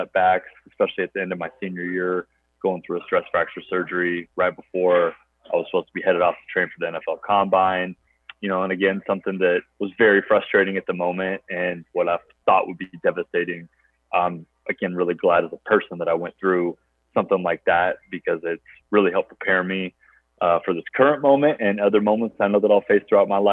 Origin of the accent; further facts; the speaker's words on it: Roseburg, Oregon, United States; also born or lived in Beaverton, Oregon; I was born in Roseburg and then moved on up to Beaverton, entering middle school